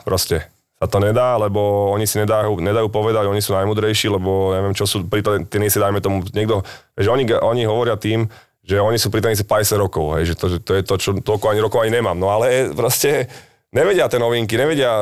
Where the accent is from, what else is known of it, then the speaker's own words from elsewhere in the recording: Bratislava, Bratislava Region, Slovakia; my sme z Petržalky